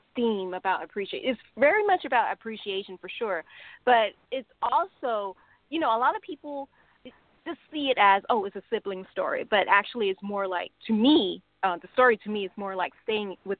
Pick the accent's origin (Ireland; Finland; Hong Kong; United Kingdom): Hong Kong; now in United States; I grew up in Hong Kong